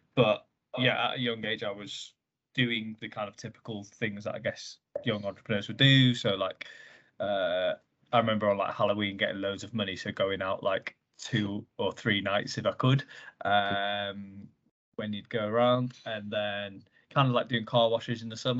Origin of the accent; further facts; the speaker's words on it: Bath, South West England, United Kingdom; I'm an entrepreneur from Bath.